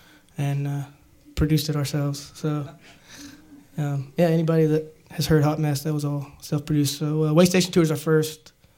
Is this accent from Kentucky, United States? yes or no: yes; Paris, Kentucky, United States; I'm from Bourbon County, Paris.